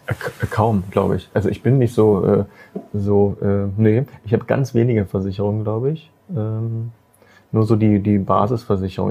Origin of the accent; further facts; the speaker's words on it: Magdeburg, Saxony-Anhalt, Germany; Das ist diese Stadt. Äh, hier bin ich geboren. Ja, das ist die, die Stadt ist meine Heimat